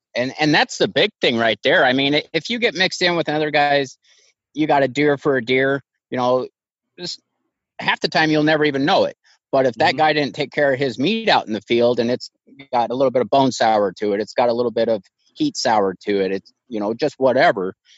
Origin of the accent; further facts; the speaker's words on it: Idaho, United States; i'm from idaho born and raised been here 40 years